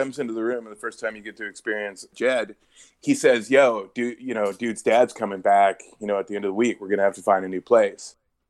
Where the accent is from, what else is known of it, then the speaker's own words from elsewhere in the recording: Wisconsin, United States; most people I grew up with in Wisconsin